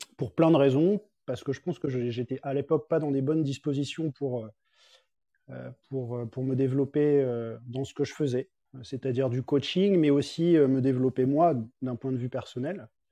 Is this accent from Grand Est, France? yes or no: no; Paris, Île-de-France, France; moved away as an adult; also born or lived in Biarritz; now in Geneva, Switzerland; je suis parisien de base et j'ai grandi vécu à Paris toute ma vie